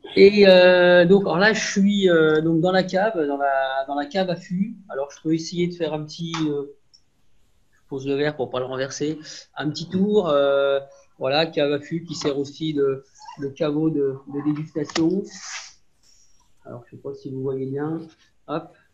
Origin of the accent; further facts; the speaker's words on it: Montagny-lès-Buxy, Bourgogne-Franche-Comté, France; also born or lived in Beaune; je suis originaire de Montagny. Mes parents sont originaires de Montagny.